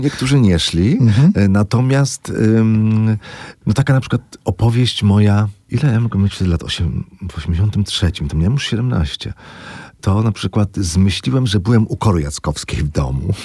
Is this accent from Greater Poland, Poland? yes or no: no; Złotoryja, Lower Silesian Voivodeship, Poland; moved away; byłem w Złotoryi mojej